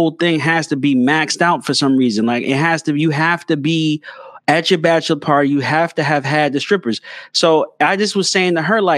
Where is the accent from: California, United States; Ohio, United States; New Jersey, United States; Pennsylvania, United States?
New Jersey, United States; Passaic; I grew up in North Jersey, Passaic, North